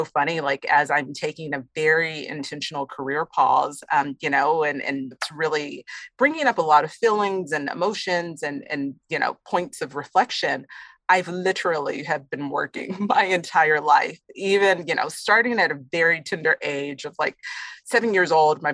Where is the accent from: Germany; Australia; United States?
United States; Austin, Texas; also born or lived in Houston; I'm from Texas, born and raised in Austin